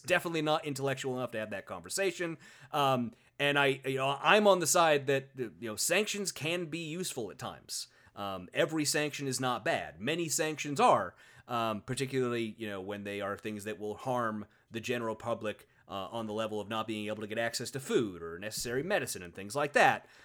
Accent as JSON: {"language": "English", "country": "United States", "said": "I'm an American, I'm an American lawyer"}